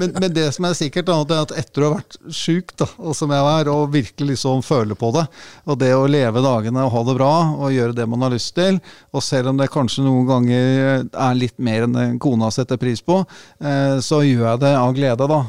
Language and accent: Norwegian; Sofiemyr, Akershus, Norway; jeg er født og oppvokst på Sofiumer, rett ved Sofiumerhallen.